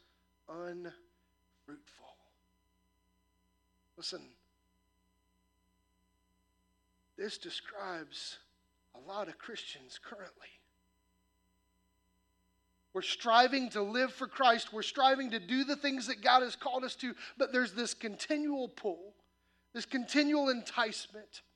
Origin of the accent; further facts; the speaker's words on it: Midwest, United States; moved away; I grew up in the Midwest where corn and soybean farms